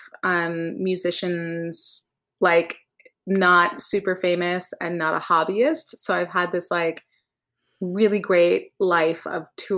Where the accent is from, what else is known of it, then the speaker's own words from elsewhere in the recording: Vermont, United States; now in Los Angeles, United States; I grew up in Vermont